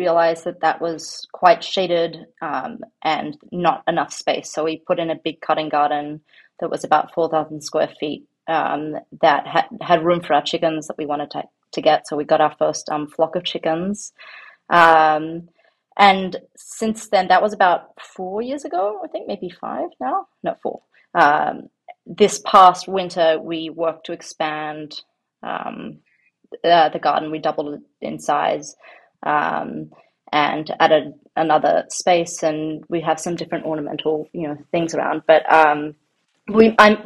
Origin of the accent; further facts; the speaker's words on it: Sydney, New South Wales, Australia; also born or lived in New York City; now in New Canaan, United States; I grew up in Australia. I grew up in Sydney.